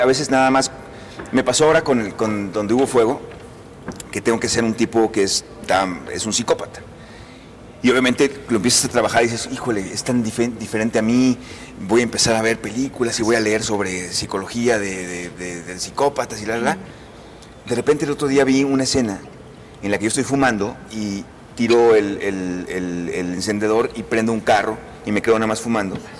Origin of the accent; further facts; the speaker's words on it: Mazatlán, Sinaloa, Mexico; moved away; yo soy yo crecí en Mazatlán